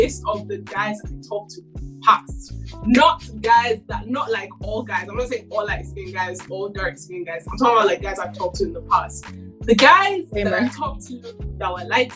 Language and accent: English; Nigeria; I'm Nigerian.